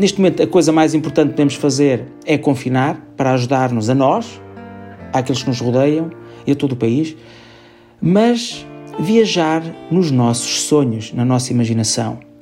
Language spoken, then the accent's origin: Portuguese; Vieira de Leiria, Leiria District, Portugal; moved away; vou voltar a uma praia e uma vila onde cresci, onde me tornei artista e me fez feliz. Vieira de Laria e Praia da Vieira.